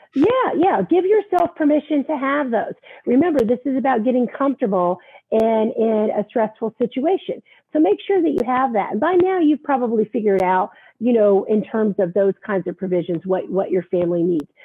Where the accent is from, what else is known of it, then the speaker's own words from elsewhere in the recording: the South, United States; also born or lived in Virginia Beach; now in New York, United States; I grew up in the South and we were always worried about hurricanes here